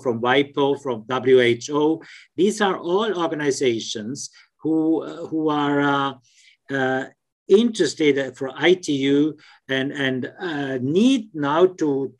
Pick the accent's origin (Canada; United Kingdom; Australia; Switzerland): Switzerland; I'm from Switzerland